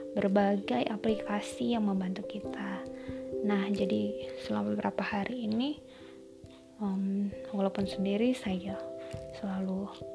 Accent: Medan, Karo Regency, North Sumatra, Indonesia; now in Surakarta, Indonesia; Saya berasal dari Medan, tepatnya Kabupaten Karu

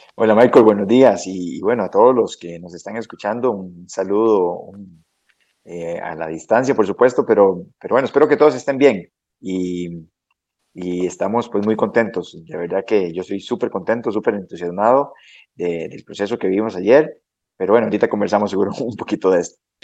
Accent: San Mateo, Alajuela, Costa Rica; nací en el hospital de Alajuela, pero eh, soy de San Mateo, de los Montes del Aguacate, de uno de los distritos de San Mateo.

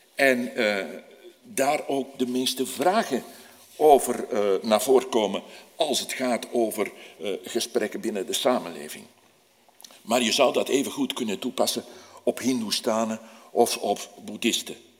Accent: Antwerp, Flanders, Belgium; Als Antwerpenaar

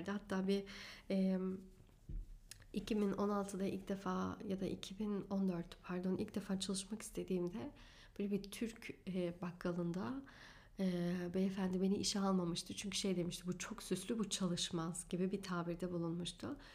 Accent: Germany; born there; Almanya'da evet doğdum. Almanya doğumluyum.

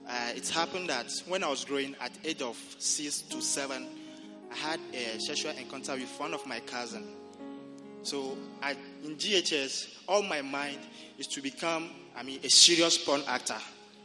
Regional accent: Togo; moved away as an adult; I'm from Togo.

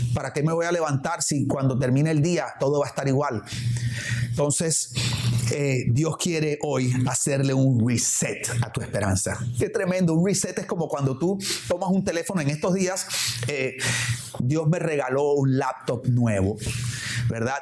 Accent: Barranquilla, Atlántico, Colombia; now in Miami, United States; aquí los que vivimos en Miami o en mi caso, por ejemplo, que vengo de la ciudad de Barranquilla, allá en Barranquilla cuando yo era niño o adolescente

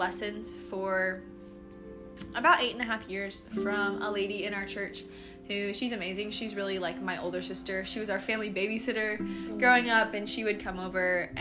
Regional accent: Tulsa, Oklahoma, United States; I'm from Tulsa, Oklahoma, around that area originally

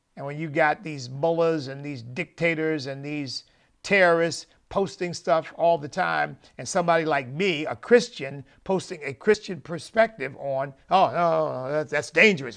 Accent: United States; I'm an American

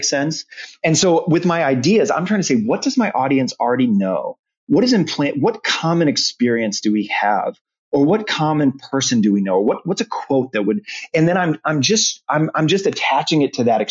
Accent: Omaha, Nebraska, United States; I grew up in Omaha, Nebraska

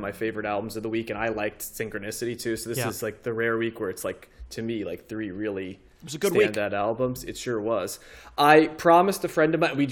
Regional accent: New Jersey, United States; we're from New Jersey

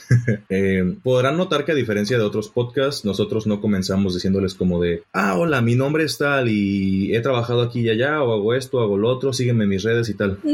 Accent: Mexico; moved away as an adult; hace un tiempo yo me fui de México, actualmente encuentro fuera del país.

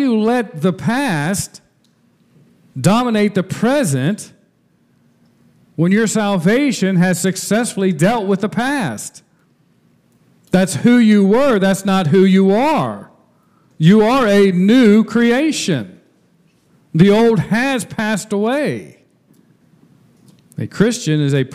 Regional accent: Marymount, Ohio, United States; the moment I was born in Marymount, Ohio, I became a citizen of the United States

